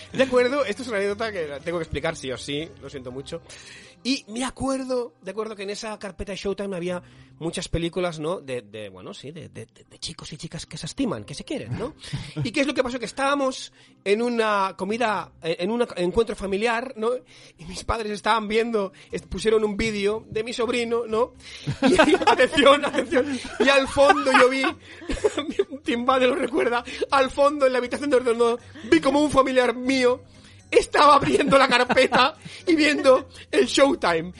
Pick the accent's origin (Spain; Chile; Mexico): Spain; Barcelona, Catalonia; yo soy de la Verneda